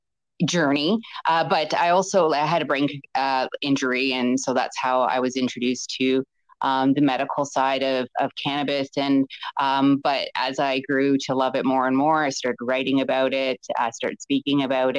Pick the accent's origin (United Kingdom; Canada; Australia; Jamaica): Canada; an advocate and with patient advocacy groups here in Ontario. I'm Canadian.